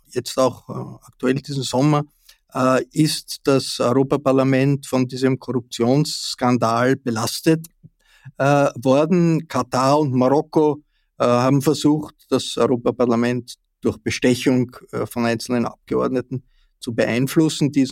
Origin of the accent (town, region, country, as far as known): Austria